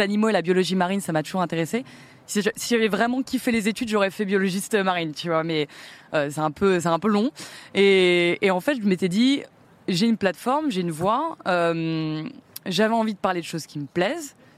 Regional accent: Pays de la Loire, France; now in Paris, France; je suis né en Loire-Atlantique

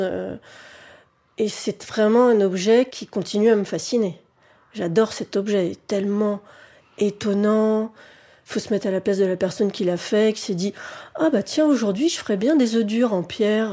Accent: Paris, Île-de-France, France; j'ai grandi à Paris, que c'est mon habitat naturel

